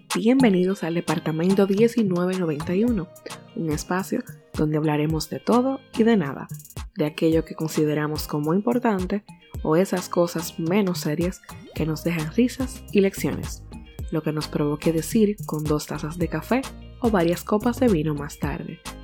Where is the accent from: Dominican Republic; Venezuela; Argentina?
Dominican Republic; moved away as an adult; nosotros nos casamos en mi país de origen, en Dominicana